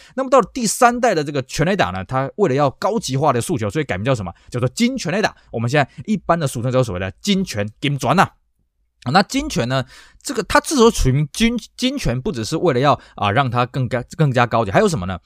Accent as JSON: {"language": "Chinese", "country": "Taiwan", "said": "我们台湾人崇洋"}